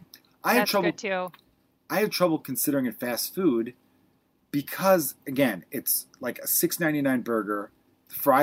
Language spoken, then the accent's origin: English; Chicago, Illinois, United States; I grew up in the third biggest city in the country